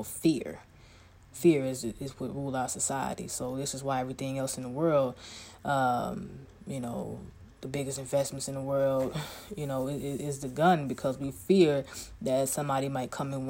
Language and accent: English; Chicago, Illinois, United States; I'm from Chicago, so I can walk anywhere and not be afraid of anything and nobody. All I got to do is say, I'm from Chi-Town. I'm from the south side of Chicago.